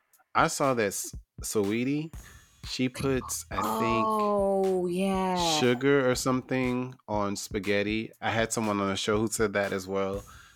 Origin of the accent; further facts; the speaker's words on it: the South, United States; I'm from the South